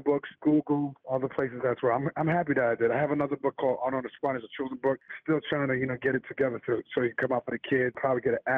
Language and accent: English; New York City, New York, United States; also born or lived in Elmont, New York; I grew up in Harlem, but moved to Long Island at Elmont